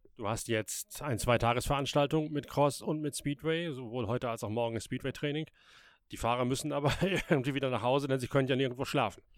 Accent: Westerende, Lower Saxony, Germany; moved away; ein TuS Westerende, der Fußballverein in meiner alten Heimat

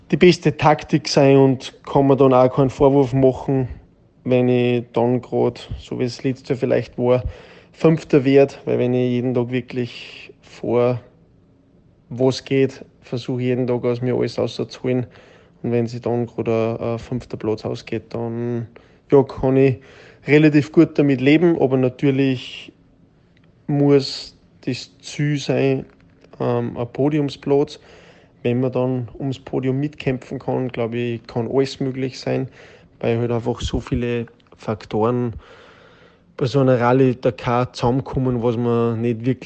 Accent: Austria; wie ich es selten auch bei uns daheim in Österreich erlebt habe.

